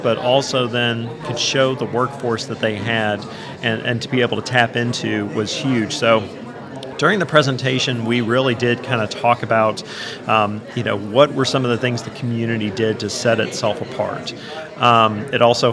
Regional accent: Midwest, United States; moved away as an adult; also born or lived in St. Joseph, Missouri / Birmingham, Alabama; now in Tennessee, United States; I'm from the Midwest originally.

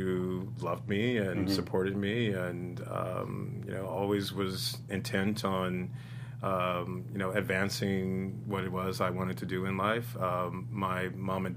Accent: San Jose, California, United States; also born or lived in Greenville, Mississippi; I was born in Greenville, Mississippi. The Delta, and but I was raised from age 3 in San Jose, California

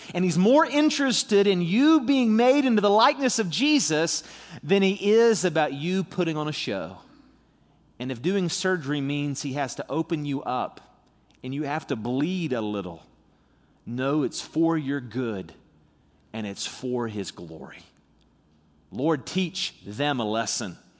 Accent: St. Albans, West Virginia, United States; also born or lived in Charleston, West Virginia; I was born in Charleston. I live in Saint Albans, West Virginia

